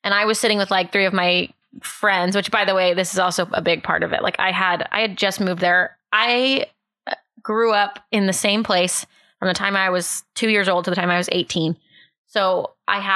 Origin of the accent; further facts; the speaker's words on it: Austin, Texas, United States; also born or lived in Corpus Christi; I grew up in Austin